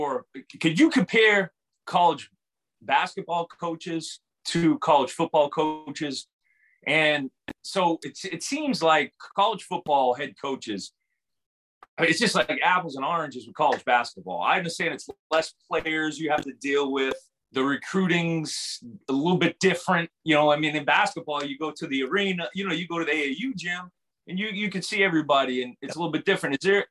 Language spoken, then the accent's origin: English; Northeast, United States; I was calling my first Kentucky game. And I'm from the Northeast.